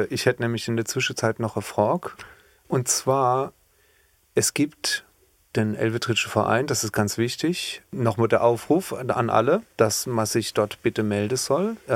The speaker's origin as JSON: {"language": "German", "town": "Otterstadt", "region": "Rhineland-Palatinate", "country": "Germany", "tie": "born or raised there", "said": "Ich kann von meinem Heimatdorf berichte, von Otterstadt. Da gibt es eine wunderschöne Brunne."}